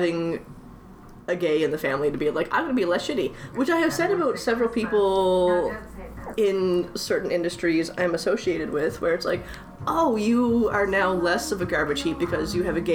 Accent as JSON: {"language": "English", "country": "Canada", "also_born_or_lived": "Halifax", "said": "I'm very Canadian"}